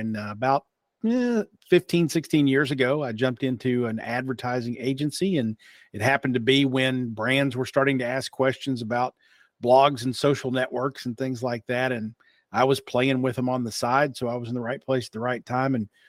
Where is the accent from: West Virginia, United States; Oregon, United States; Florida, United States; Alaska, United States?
West Virginia, United States; Logan; accent: a little bit of twang; also born or lived in Pikeville, Kentucky; I'm a hillbilly, bona fide hillbilly, born and raised in Logan, West Virginia and Pikeville, Kentucky, which are the respective homes of the Hatfields and McCoys. but I worked in radio. So I don't sound necessarily like I'm from Eastern Kentucky.